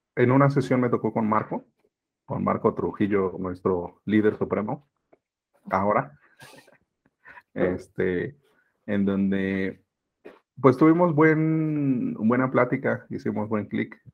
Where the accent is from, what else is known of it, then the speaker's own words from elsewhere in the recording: Mexico City, Mexico; soy originario de la Ciudad de México, soy mexicano